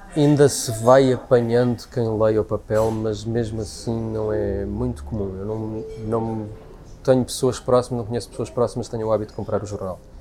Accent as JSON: {"language": "Portuguese", "country": "Portugal"}